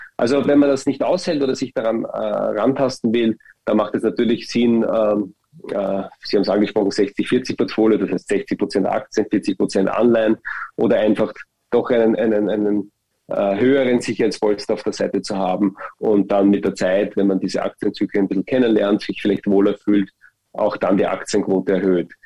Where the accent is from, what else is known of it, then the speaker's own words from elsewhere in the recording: Austria; Bei uns in Österreich